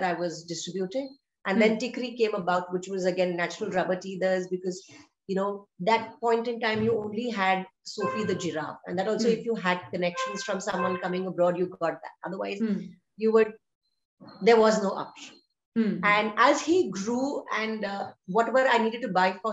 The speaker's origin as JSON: {"language": "English", "town": "Chennai", "region": "Tamil Nadu", "country": "India", "moved": "as an adult", "lives_now": "Bangalore, India", "said": "I am from Chennai"}